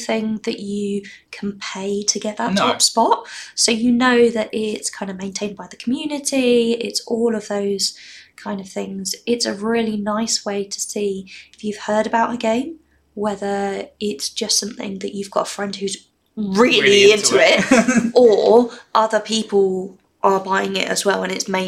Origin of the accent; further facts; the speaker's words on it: Midlands, United Kingdom; moved away; I'm from the Midlands originally